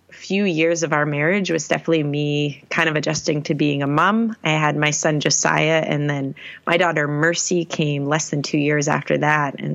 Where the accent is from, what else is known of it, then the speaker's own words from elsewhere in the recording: Maine, United States; born there; So I am originally from New England, born in Maine as a pastor's kid.